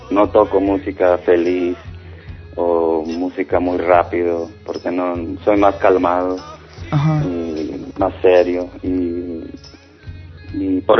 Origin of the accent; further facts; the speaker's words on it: Los Angeles, California, United States; aquí nací, en Hollywood.